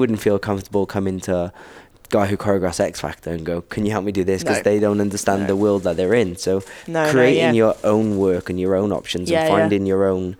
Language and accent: English; Wales, United Kingdom; I'm a straight male from Wales who's 5'8".